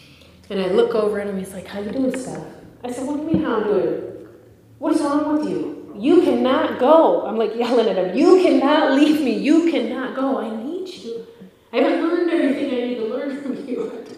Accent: Ireland; I'm fighting with him, of course. I'm Irish. Okay, that's what we do.

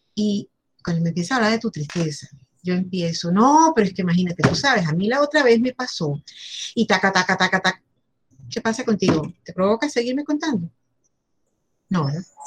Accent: Venezuela; como venezolanos

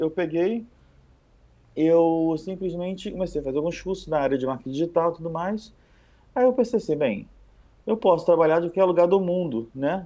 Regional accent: Rio de Janeiro, Brazil; eu sou do Rio

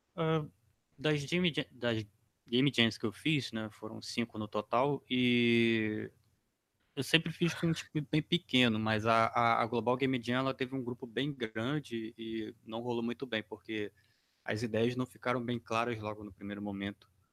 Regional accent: Itaboraí, Rio de Janeiro, Brazil; Eu sou de uma cidade chamada Itaboraí

